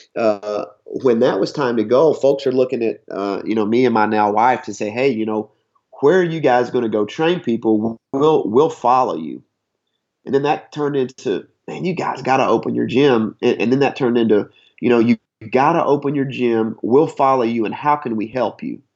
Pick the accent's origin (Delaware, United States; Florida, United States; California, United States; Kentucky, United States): Kentucky, United States; Harlan County; moved away as an adult; also born or lived in Rhode Island / Houston, Texas / Western Washington; now in Washington, United States; I'm from Harlan County, Kentucky, southeast Kentucky. Uh, just mountains and coal mines, and uh, you know that's the Bible Belt.